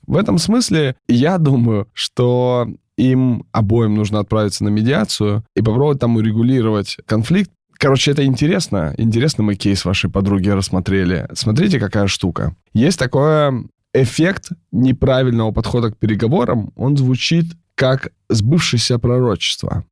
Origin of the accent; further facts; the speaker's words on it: Kamchatka Krai, Russia; moved away; я сам с Камчатки, у меня мама врач, папа военный